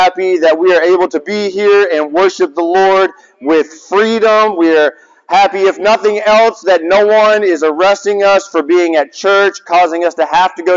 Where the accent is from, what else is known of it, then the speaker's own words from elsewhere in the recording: Laurens, South Carolina, United States; So I grew up in Lawrence, South Carolina